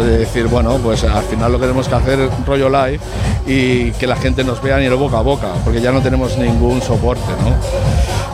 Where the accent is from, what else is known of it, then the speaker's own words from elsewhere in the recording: Sabadell, Catalonia, Spain; soy de Sabadell de toda la vida